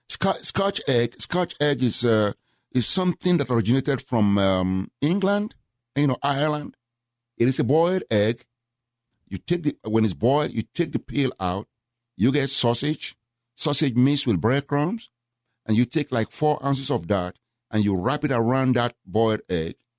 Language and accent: English; Nigeria; moved away as an adult; also born or lived in Memphis, Tennessee / Houston, Texas; now in United States; originally from Nigeria. I left Nigeria when I was nineteen.